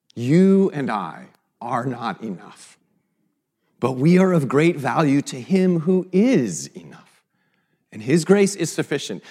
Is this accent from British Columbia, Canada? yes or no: yes; Vancouver, British Columbia, Canada; moved away; a Canadian from Vancouver